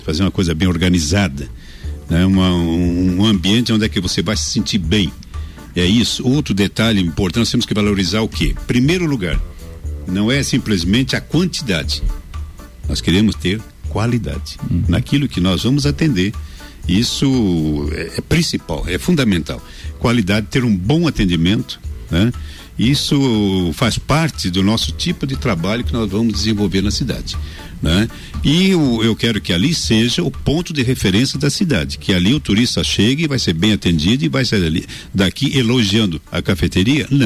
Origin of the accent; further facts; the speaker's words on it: Blumenau, Santa Catarina, Brazil; now in Lages, Brazil; Eu vim de uma região, né, de Blumenau.